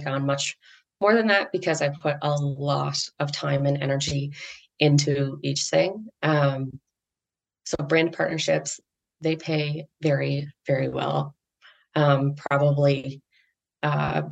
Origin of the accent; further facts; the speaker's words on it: Canada; I'm Canadian